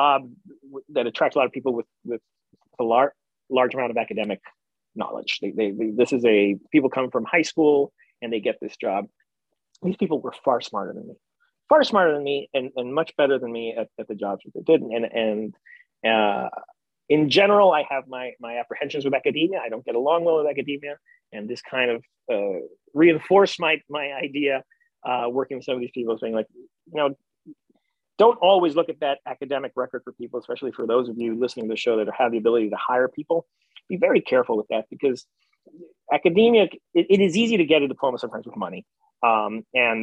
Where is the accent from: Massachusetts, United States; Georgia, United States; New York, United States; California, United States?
New York, United States; I'm a New Yorker. I got a big New York attitude